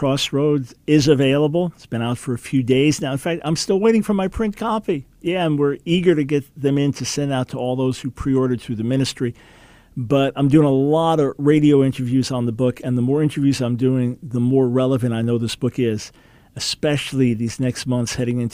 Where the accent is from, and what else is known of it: United States